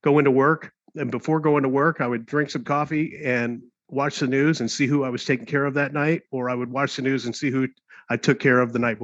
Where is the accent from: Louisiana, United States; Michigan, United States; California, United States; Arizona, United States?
Arizona, United States; Tucson; here in Tucson, which was my hometown